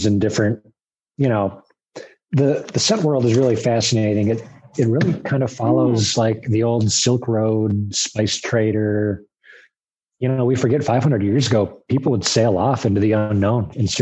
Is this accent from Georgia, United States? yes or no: no; Minnesota, United States; moved away as an adult; now in Detroit, United States; I grew up in Minnesota